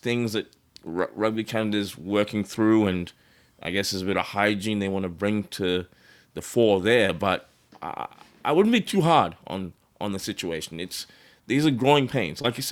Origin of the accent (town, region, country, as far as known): Australia